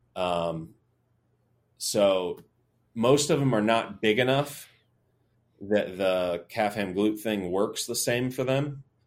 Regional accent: Tallahassee, Florida, United States; I'm from Tallahassee, so I grew up

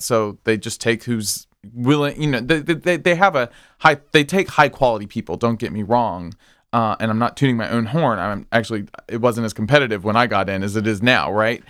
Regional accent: Springdale, Arkansas, United States; moved away as an adult; also born or lived in Philadelphia; now in Wilmington, Delaware, United States; I am from Springdale, Arkansas, also known as Chickendale.

